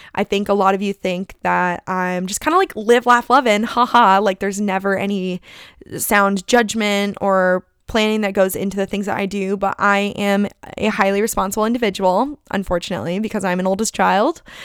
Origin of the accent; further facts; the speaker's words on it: Phoenix, Arizona, United States; moved away as an adult; also born or lived in Oahu; here I am in Phoenix, Arizona